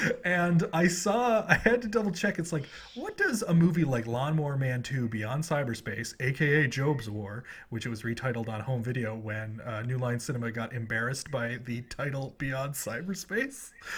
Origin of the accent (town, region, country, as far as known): Canada